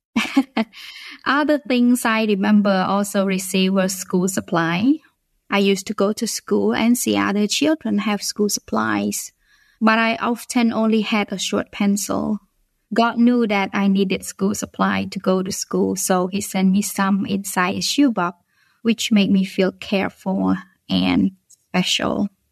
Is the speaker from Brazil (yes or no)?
no; Phnom Penh, Cambodia; English is a second language; moved away; I was born originally from Cambodia and I live in the capital city of the country